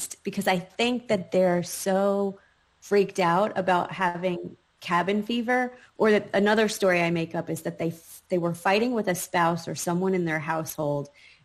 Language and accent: English; New York, United States; moved away; also born or lived in North Carolina; when I grew up in New York, my identity was very much forged by my surroundings